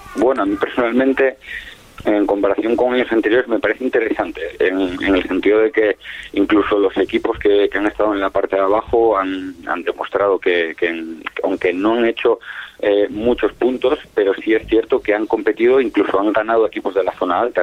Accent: Asturias, Spain; moved away as an adult; now in Gran Canaria, Spain; yo soy asturiano pero llevo ya casi siete años ahí en la isla

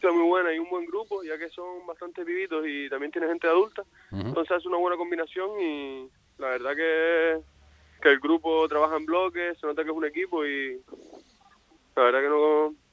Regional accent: La Palma, Canary Islands, Spain; Yo vine de La Palma aquí para jugar en el Sotavento

